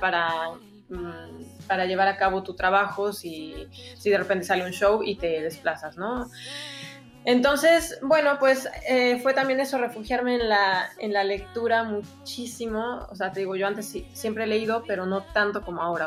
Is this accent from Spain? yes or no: no; Mexico; moved away as an adult; also born or lived in Mexico City; cuando me regresé a vivir a, México, me fui a la Ciudad de México